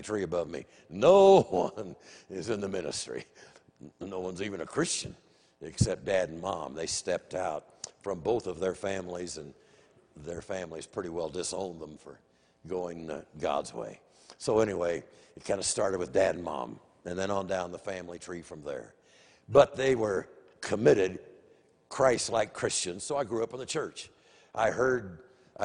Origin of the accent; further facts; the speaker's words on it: Des Moines, Iowa, United States; I grew up in Des Moines